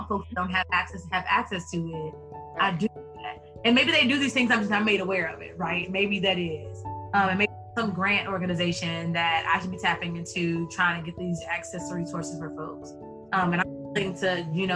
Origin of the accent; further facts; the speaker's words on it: Texas, United States; born and raised in Texas